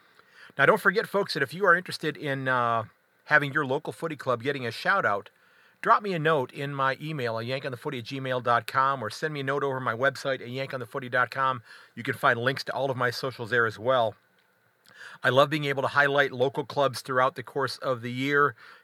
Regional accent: United States; also born or lived in Sandusky, Ohio

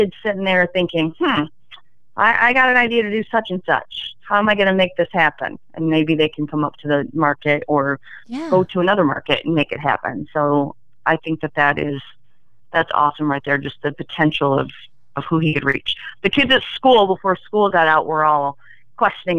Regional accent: Genesee, United States; moved away as an adult; I moved back to Genesee a couple of years ago. This is where I grew up, and I wanted to bring something to my hometown

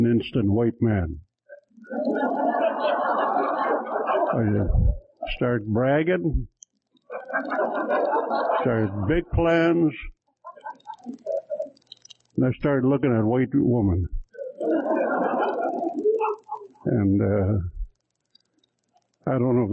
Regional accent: Cold Lake, Alberta, Canada; I'm from Cold Lake, Alberta

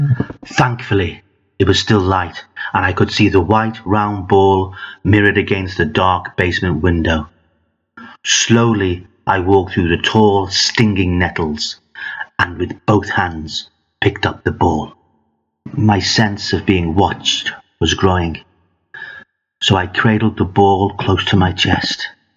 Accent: Liverpool, North West England, United Kingdom; Growing up in Liverpool in the 1960s, my playground was amongst the bricks and rubble from shells of houses, colloquially known as Bondies.

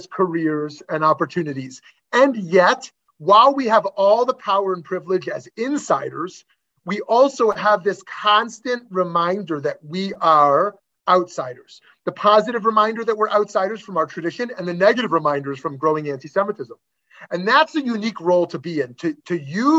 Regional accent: Canada; myself as a Canadian

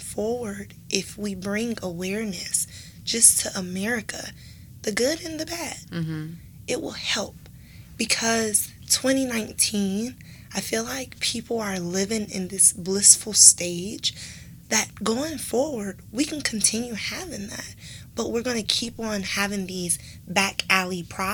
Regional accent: Detroit, Michigan, United States; growing up in Detroit, we're very segregated.

